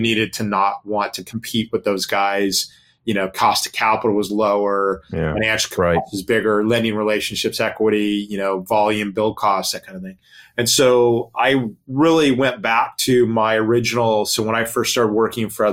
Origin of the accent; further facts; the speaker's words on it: Long Beach, California, United States; Long Beach, my hometown in California